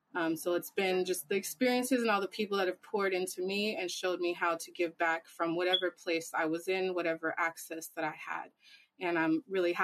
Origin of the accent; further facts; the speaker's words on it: Oakland, California, United States; I am from Oakland, representing Oakland always